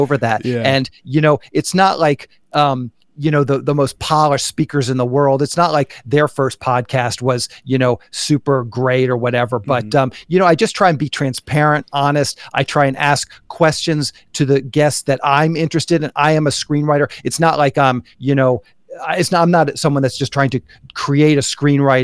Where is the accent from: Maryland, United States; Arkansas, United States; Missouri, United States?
Maryland, United States; Annapolis; moved away as an adult; now in Los Angeles, United States; I grew up in Annapolis, Maryland, East Coast.